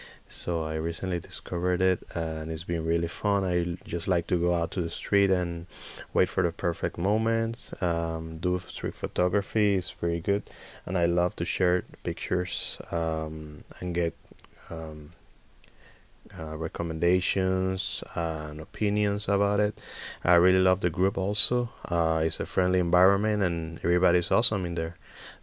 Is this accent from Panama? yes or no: yes; Panama; I'm from Panama, Central America.